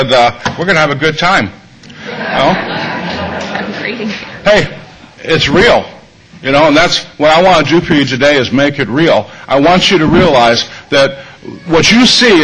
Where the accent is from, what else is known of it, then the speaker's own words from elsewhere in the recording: Madison, Wisconsin, United States; I'm from Madison, Wisconsin, which is a town not unlike San Francisco